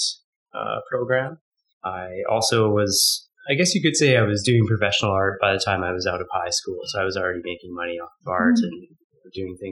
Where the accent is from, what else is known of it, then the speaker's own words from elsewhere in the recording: Calgary, Alberta, Canada; also born or lived in Victoria; I'm born and raised in Calgary.